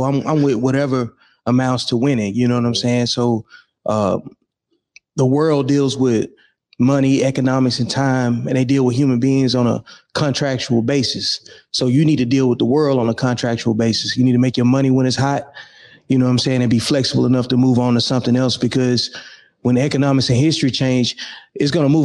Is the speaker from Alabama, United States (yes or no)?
yes; Birmingham, Alabama, United States; moved away as an adult; Originally, I'm from Birmingham, Alabama. Yep. I left home in like 99, joined the Army